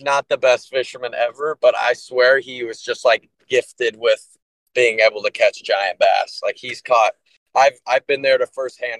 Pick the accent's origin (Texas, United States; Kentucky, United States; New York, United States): Texas, United States; Austin; also born or lived in Nashville, Tennessee; I am from Austin, Texas